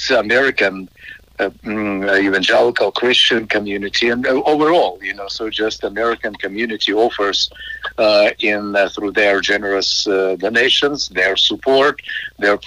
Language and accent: English; Ukraine; now in United States; Ukraine is my home country. I was born, raised there, still have family there